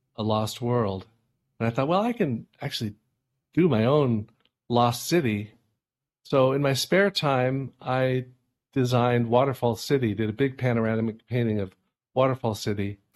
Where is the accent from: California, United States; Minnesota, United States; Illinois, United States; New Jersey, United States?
California, United States; moved away as an adult; now in Hudson Valley, United States; I grew up in California